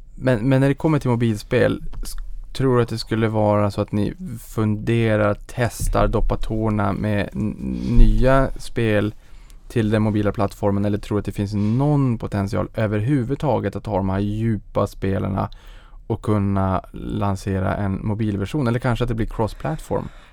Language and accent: Swedish; Boden, Norrbotten County, Sweden; moved away; jag var hemma i Boden